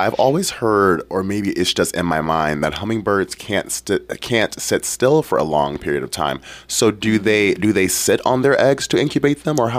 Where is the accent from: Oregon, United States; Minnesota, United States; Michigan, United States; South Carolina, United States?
Michigan, United States; Detroit; now in Ketchikan, United States; I'm originally from Detroit.